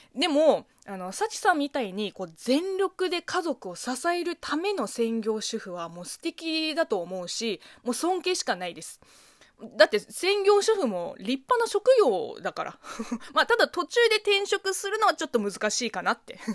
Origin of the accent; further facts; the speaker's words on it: China; Japanese is a second language; moved away; 中国生まれ、中国育ちの私